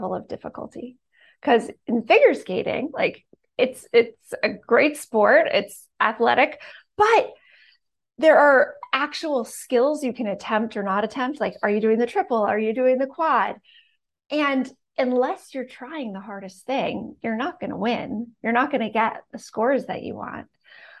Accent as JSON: {"language": "English", "country": "Canada", "tie": "born or raised there", "said": "So I grew up in Canada, super small town with one stoplight"}